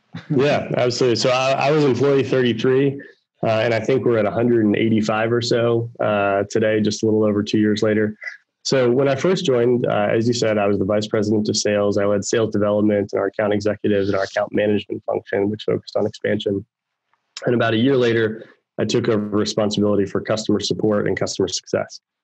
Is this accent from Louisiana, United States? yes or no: no; Baltimore, Maryland, United States; moved away as an adult; now in Raleigh-Durham, United States; I grew up in Baltimore, Maryland